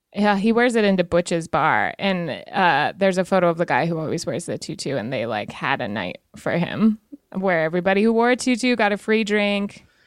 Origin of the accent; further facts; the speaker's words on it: Lander, Wyoming, United States; I'm from Wyoming